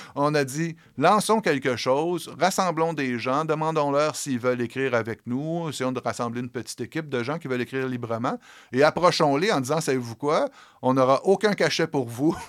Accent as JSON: {"language": "French", "town": "Montréal-Est", "region": "Quebec", "country": "Canada", "tie": "born or raised there", "said": "je viens de Montréal-Est, j'ai été élevé dans la maison de mon arrière-grand-père à Montréal-Est"}